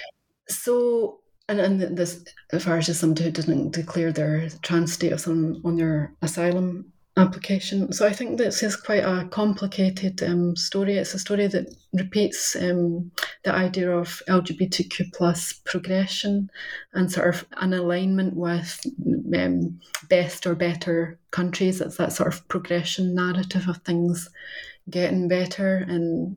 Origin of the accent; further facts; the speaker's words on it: Scotland, United Kingdom; moved away as an adult; also born or lived in London; somebody who returned to Scotland in the end of 2015 after the independence referendum, and so moving from that sort of generically Scottish person in London